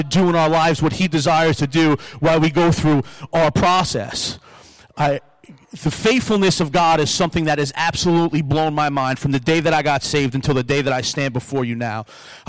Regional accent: Long Island, New York, United States; now in Buffalo, United States; I came to Buffalo from Long Island, but I love Buffalo.

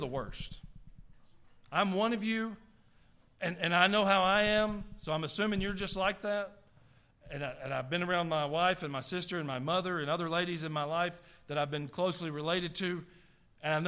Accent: the South, United States; accent: Southern

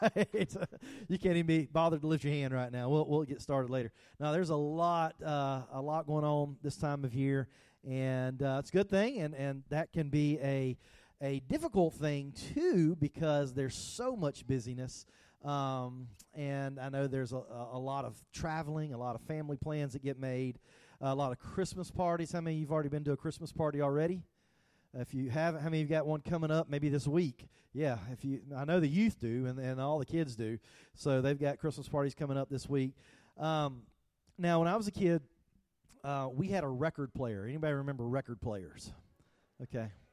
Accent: the South, United States; I'm from the South

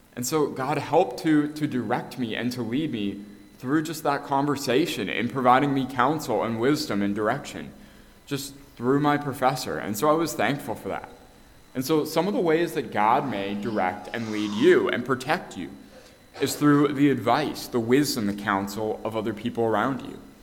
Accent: Canada; moved away; I'm actually from Canada

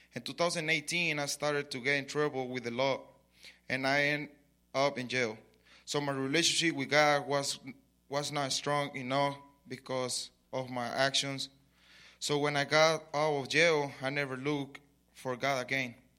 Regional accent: Mexico; English is a second language; moved away as an adult; now in Lubbock, United States; I was born in Mexico, so I grew up in Mexico. I come here five years ago

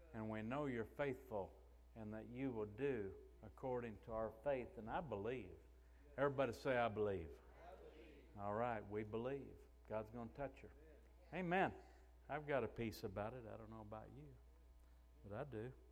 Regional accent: Missouri, United States; we're from the Missouri state. It's a show me state.

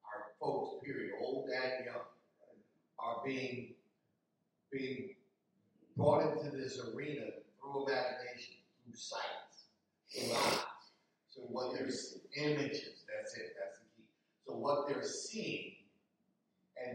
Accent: Philadelphia, Pennsylvania, United States; now in Delaware, United States; I grew up, I don't have no problem telling people I'm from Philadelphia

